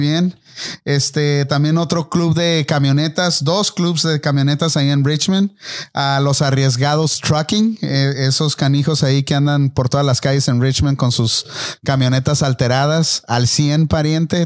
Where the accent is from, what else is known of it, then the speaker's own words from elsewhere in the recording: Tijuana, Baja California, Mexico; cuando estaba creciendo ahí en Tijuana, ah, pues yo crecí en un, barrio pobre